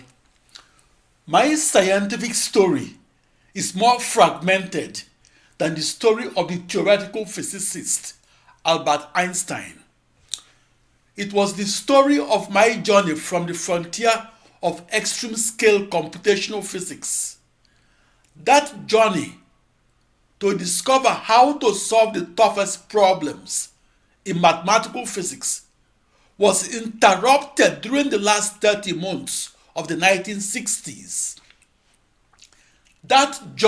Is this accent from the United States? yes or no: no; Onitsha, Anambra, Nigeria; also born or lived in Obinomba, Nigeria; my ancestral hometown of Onitsha, Biafra